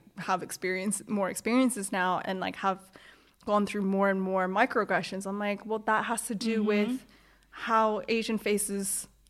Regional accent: Toronto, Ontario, Canada; so I grew up in Toronto in quite a mixed school. There were loads of different cultures and a lot of people who weren't from Canada as well that immigrated to Canada.

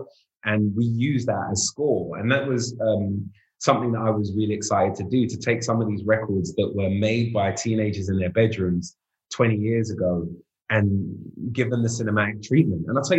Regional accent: London, United Kingdom; when I was 14, I moved from North to South.

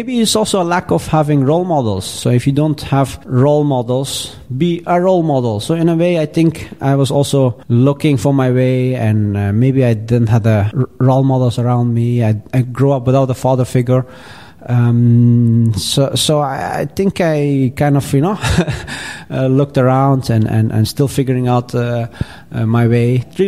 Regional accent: Afghanistan; We come from Afghanistan and we are very proud people and want to fight for the underdog, right?

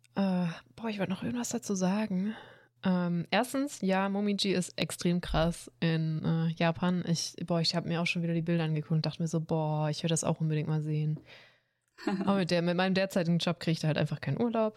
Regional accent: Swabia, Baden-Württemberg, Germany; ich bin Schwabe

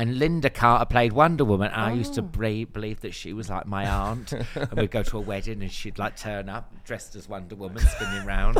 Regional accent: Northampton, East Midlands, United Kingdom; I'm from Northampton.

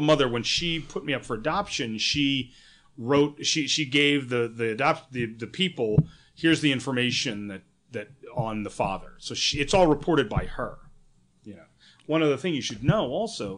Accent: New Hampshire, United States; also born or lived in New York / San Francisco; now in Los Angeles, United States; a kid that grew up in New Hampshire

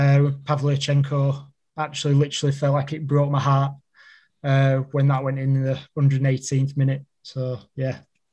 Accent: Todmorden, Yorkshire and the Humber, United Kingdom; Yeah, so I'm from Todmorden.

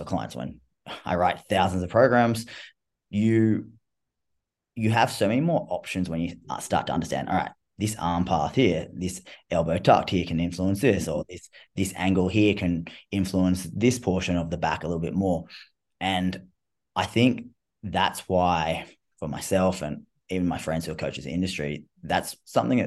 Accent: Australia; I'm Australian. I talk in slang and stuff like that.

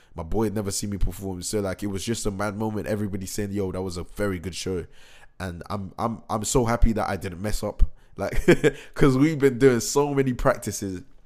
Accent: Reading, South East England, United Kingdom; Reading is my hometown

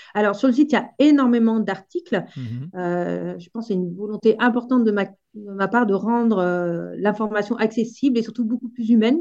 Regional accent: Auvergne-Rhône-Alpes, France; moved away; also born or lived in Alps; moi, je viens d'Auvergne

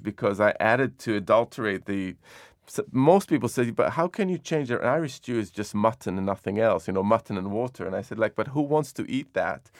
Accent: Jerusalem, Jerusalem District, Israel; When I was growing up in Jerusalem

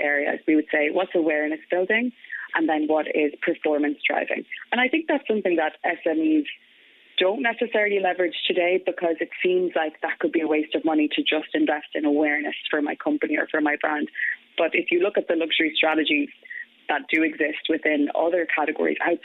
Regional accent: County Galway, Connacht, Ireland; moved away; also born or lived in France; I'm originally from Galway. So I grew up in Crawhill, a small village in County Galway

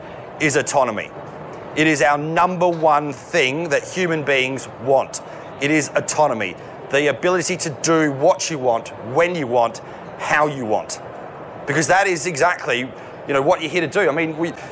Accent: Australia; as an Australian male

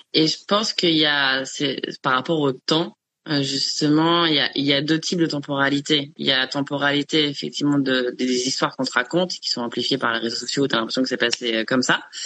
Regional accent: Chamonix, Auvergne-Rhône-Alpes, France; moved away; dans un chalet, dans vers vers Chamonix, enfin là, là d'où je viens

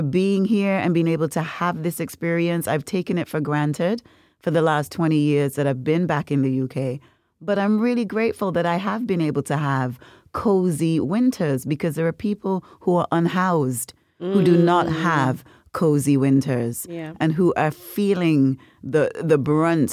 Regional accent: Nevis, St. Kitts & Nevis; moved away; when I was growing up in Nevis

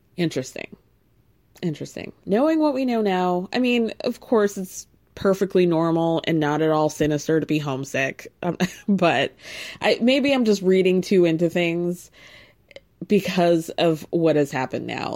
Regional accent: Midwest, United States; I grew up in the Midwest

